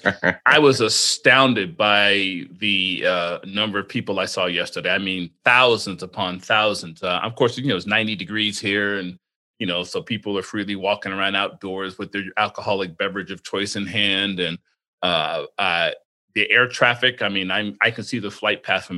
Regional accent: Atlantic City, New Jersey, United States; now in Las Vegas, United States; I was born in Atlantic City, New Jersey. I was born there long before the casino showed up

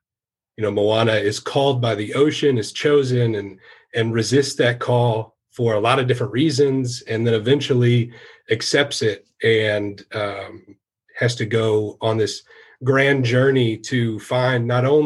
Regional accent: Macon, Missouri, United States; moved away as an adult; also born or lived in Texas; now in Troy, Missouri, United States; I'm originally from Missouri, from a little town called Macon.

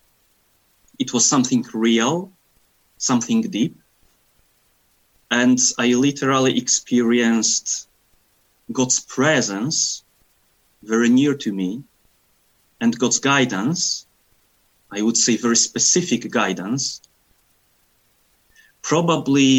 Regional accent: Poland; now in Scotland; I am from Poland and currently living in Scotland

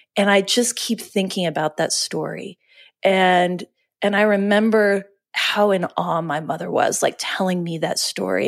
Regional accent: Oklahoma City, Oklahoma, United States; we're from Oklahoma City. And, you know, I. And I lived in Oklahoma City

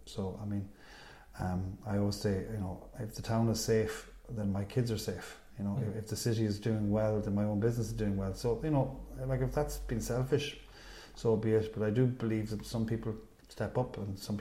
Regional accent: Dublin, Leinster, Ireland; now in Galway, Ireland; As a Dub

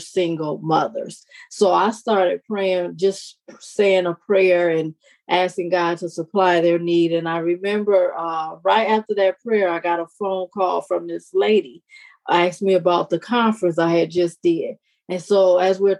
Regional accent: Detroit, Michigan, United States; I was born and raised in Detroit, Michigan

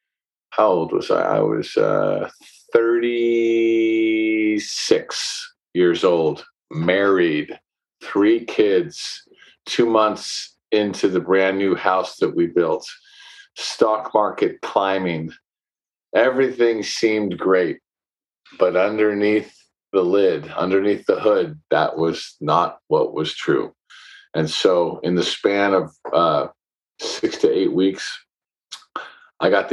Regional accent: San Francisco, California, United States; I grew up in San Francisco

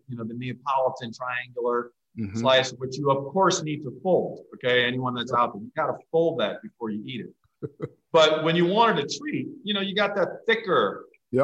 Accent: New York, United States; born or raised there

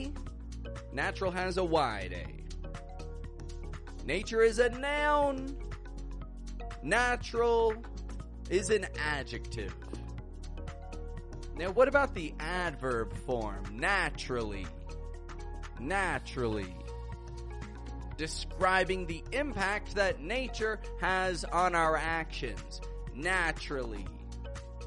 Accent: Canada; now in Mexico; I'm from Canada. I live in Mexico, and I teach the American accent

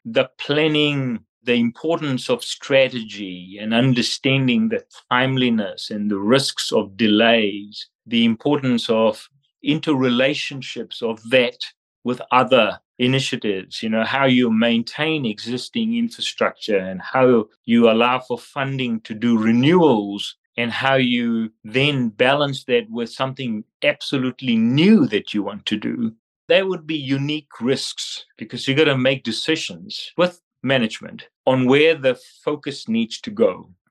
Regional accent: Fiji; moved away as an adult; also born or lived in Australia; now in New Zealand; I am from Fiji

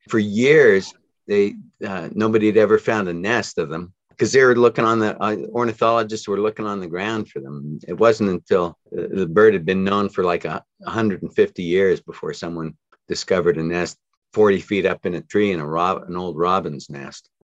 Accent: near Salt Lake City, Utah, United States; I grew up near Salt Lake City in, in the mountains outside of Salt Lake City.

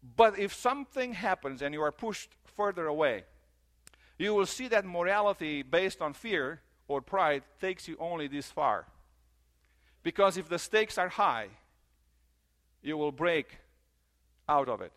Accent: Romania; moved away; I grew up in Romania in the church

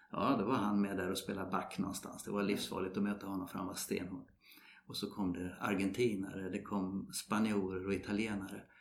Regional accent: Sweden; Ja, vi kommer från Sverige. Jaha, spelar de golf där? Jajamensan, sa vi. Och så, eh, vi spelar fotboll.

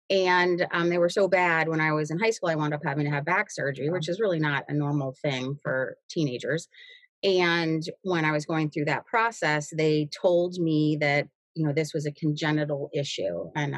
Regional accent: Cleveland, Ohio, United States; born there; So I was born in Cleveland. I was born, and placed for adoption immediately.

